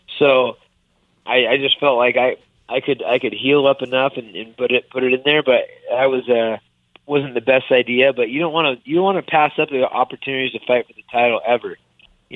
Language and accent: English; Sacramento, California, United States; I'm bringing it home to my hometown